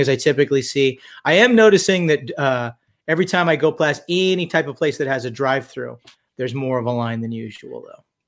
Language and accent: English; Redondo Beach, California, United States; also born or lived in Tehachapi, California; I was born in Redondo Beach, California, in uh, the 1960s, shall we say? I'm 54 years old. Um, lived there until I was about 11 years old. Spent my formative years in a place called Tehachapi, California. Went to high school there.